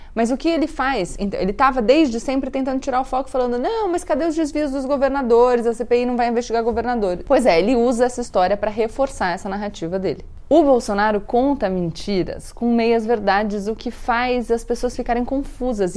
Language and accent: Portuguese; Brazil; sendo brasileiro